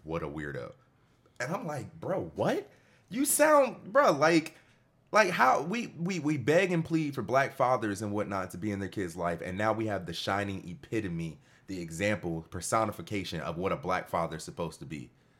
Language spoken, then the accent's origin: English; Cleveland, Ohio, United States; I'm from Cleveland, Ohio. I've been to Akron, Ohio 1,000 times.